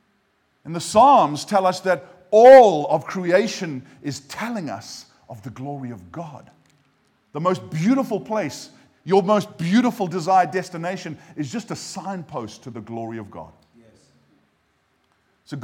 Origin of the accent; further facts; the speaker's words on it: United States; now in Cheltenham, United Kingdom; I come from America, and so every now and again you get like just a little, even like a little Presbyterian amen at a good point.